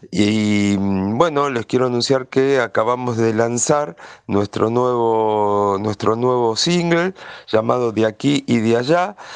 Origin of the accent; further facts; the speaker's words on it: Argentina; moved away as an adult; now in Mexico; guitarrista argentino radicado en México desde hace más de 20 años.